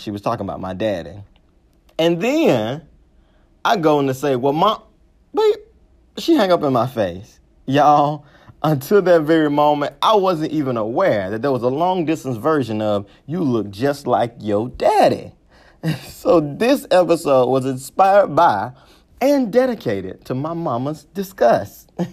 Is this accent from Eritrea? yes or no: no; Mississippi, United States; I'm from Mississippi